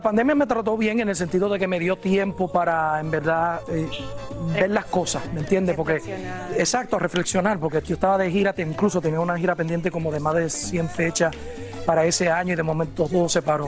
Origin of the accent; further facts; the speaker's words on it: New Jersey, United States; also born or lived in Puerto Rico; yo me crié a pesar que nací en Puerto Rico, me crié en New Jersey